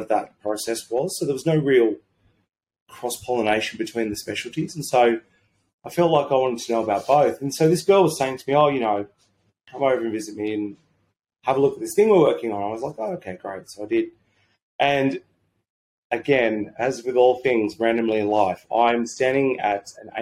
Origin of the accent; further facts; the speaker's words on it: Sydney, New South Wales, Australia; moved away as an adult; also born or lived in Brisbane; I grew up my entire life in Sydney